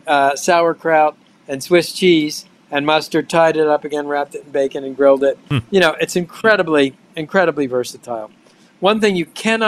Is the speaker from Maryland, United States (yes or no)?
yes; Baltimore, Maryland, United States; moved away; That's my hometown where I grew up